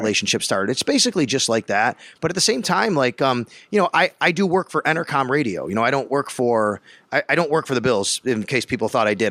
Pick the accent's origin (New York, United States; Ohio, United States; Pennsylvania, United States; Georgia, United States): New York, United States; Buffalo; moved away as an adult; also born or lived in Florida / Syracuse; I grew up in Buffalo